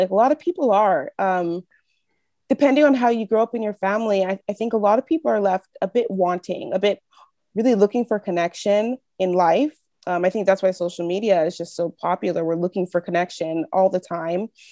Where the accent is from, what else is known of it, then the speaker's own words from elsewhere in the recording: Northern California, United States; moved away as an adult; now in Quebec, Canada; I grew up in, um, California, in Northern California